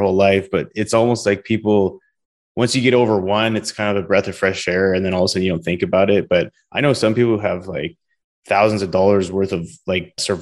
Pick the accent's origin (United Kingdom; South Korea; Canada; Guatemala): Canada; moved away as an adult; now in Houston, United States; This is where I'm from